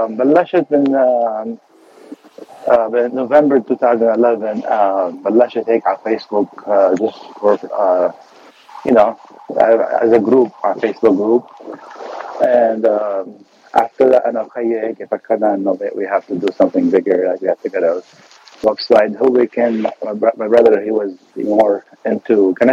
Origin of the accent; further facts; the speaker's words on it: Beirut, Beirut Governorate, Lebanon; now in United States; انا من بيروت لبنان